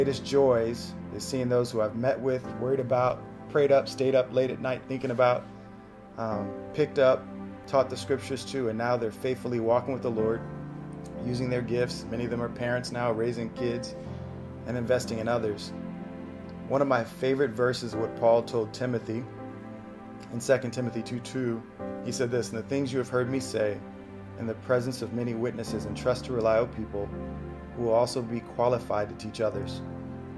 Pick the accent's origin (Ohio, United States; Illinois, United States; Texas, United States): Texas, United States; Austin; moved away as an adult; now in Pohang, South Korea; I'm originally from Austin, Texas